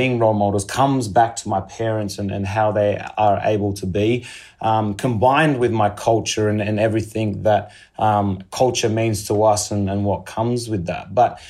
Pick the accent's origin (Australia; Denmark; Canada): Australia; it all goes back to identity and understanding who you are as an Australian, I think, and given my culture.